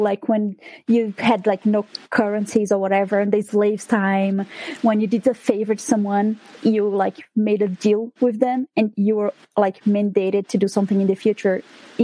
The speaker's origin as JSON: {"language": "English", "country": "Brazil", "also_born_or_lived": "New York / Utah", "first_language": "Portuguese", "second_language": "English", "moved": "as an adult", "lives_now": "United States", "said": "I am actually from Brazil. I do live in the USA"}